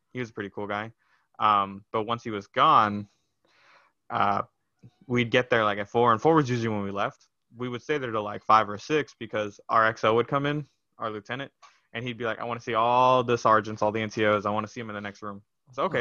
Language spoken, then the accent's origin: English; Brownsville, Texas, United States; moved away; I was born in Brownsville, Texas, so all the way down at the bottom